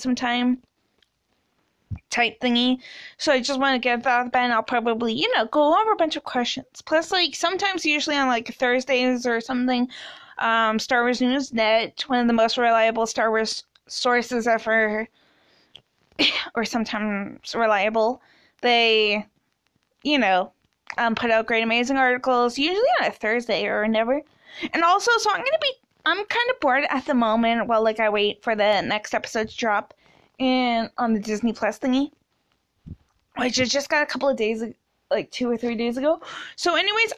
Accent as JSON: {"language": "English", "country": "Canada", "said": "I'm a Canadian"}